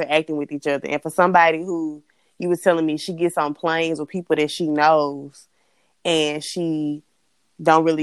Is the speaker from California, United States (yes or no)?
no; Mississippi, United States; I was all the way from Mississippi